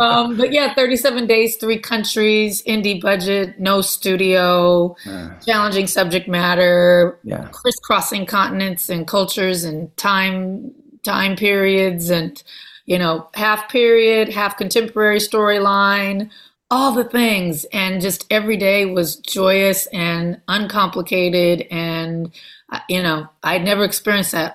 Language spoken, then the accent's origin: English; Compton, California, United States; I am from Los Angeles, I'm from Compton